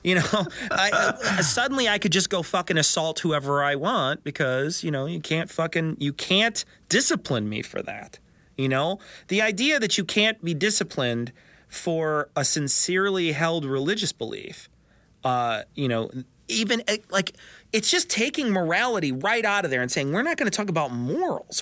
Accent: Chicago, Illinois, United States; I'm from Chicago

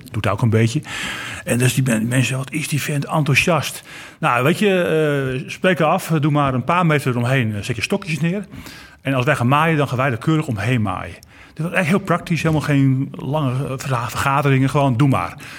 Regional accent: Kop van Noord-Holland, North Holland, Netherlands; ik kom aan de kop van het Holland. Dus ik heb geen Groningse taal

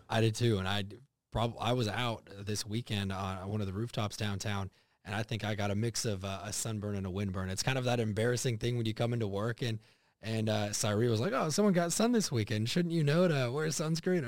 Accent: United States; also born or lived in Texas / Oklahoma; growing up in Texas and Oklahoma

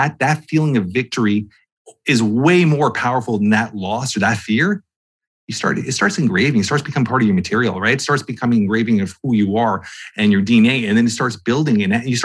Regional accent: Toronto, Ontario, Canada; I'm from Toronto, Canada

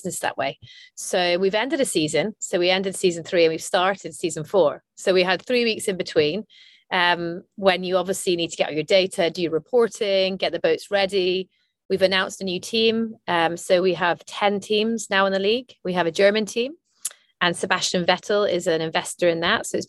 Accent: Aberdeen, Scotland, United Kingdom; I'm Scottish from Aberdeen, and sport was part of growing up

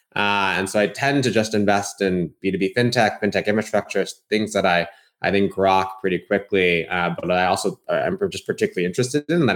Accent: Bay Area, California, United States; I grew up in the Bay Area

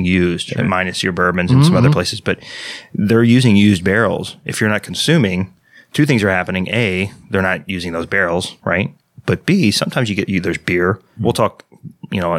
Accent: Texas, United States; my home state of Texas.

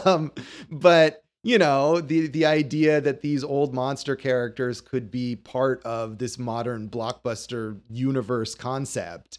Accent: Las Vegas, Nevada, United States; born or raised there

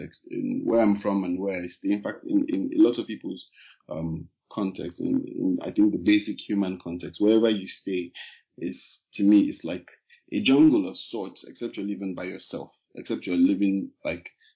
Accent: Lagos, Nigeria; we're three guys from Lagos, but we found ourselves in school

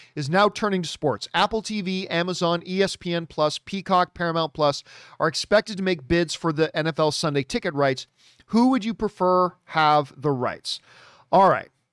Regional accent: Hamilton, Ontario, Canada; My hometown, Hamilton, Ontario, Canada, greatest city in the world

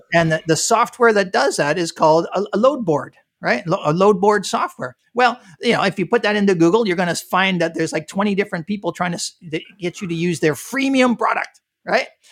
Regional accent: Canada; moved away as an adult; now in United States; I'm, I'm originally from Canada

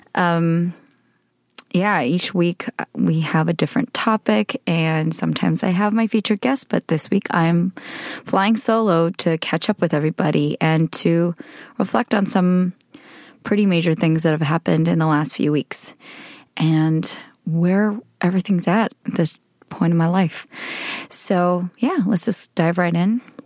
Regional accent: United States; being Korean American, being female, being a millennial

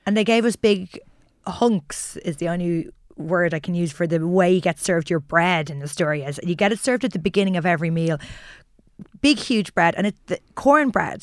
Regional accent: Ireland; growing up in Ireland

